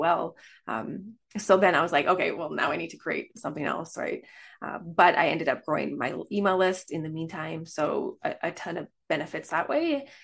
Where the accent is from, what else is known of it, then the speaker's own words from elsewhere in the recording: Canada; I am from Canada.